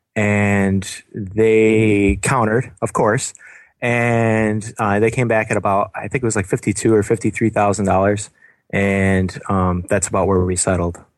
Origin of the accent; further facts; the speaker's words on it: Binghamton, New York, United States; now in Buffalo, United States; I'm from downstate Binghamton area